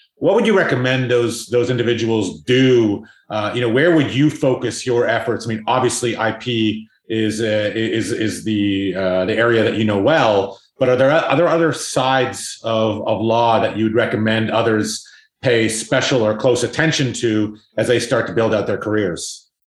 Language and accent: English; South Africa; I'm actually South African